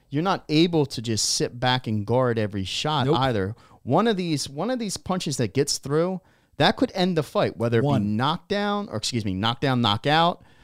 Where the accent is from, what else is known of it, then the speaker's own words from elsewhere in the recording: Australia; I'm Australian.